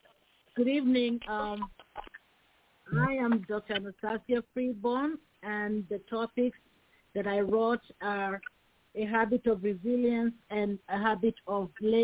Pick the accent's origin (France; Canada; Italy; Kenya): Kenya; English is a second language; now in Bakersfield, United States; In Bakersfield, California, but I was originally born and raised in Kenya, East Africa.